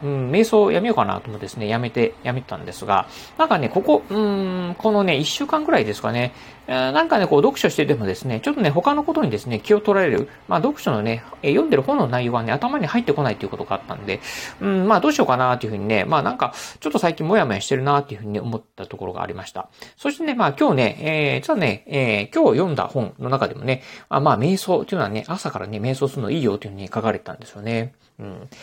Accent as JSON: {"language": "Japanese", "region": "Kochi", "country": "Japan", "tie": "born or raised there", "moved": "yes", "lives_now": "Kurashiki, Japan", "said": "子供の頃はね、あの、高知に住んでたんですけど"}